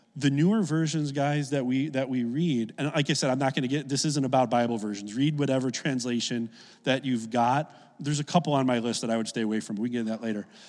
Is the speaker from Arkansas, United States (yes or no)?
no; Oak Lawn, Illinois, United States; I grew up in Oak Lawn, a south suburb of Chicago